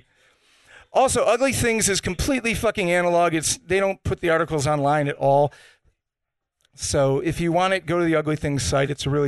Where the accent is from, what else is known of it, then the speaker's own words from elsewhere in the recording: Cleveland, Ohio, United States; moved away; I'm from Cleveland, Ohio, originally.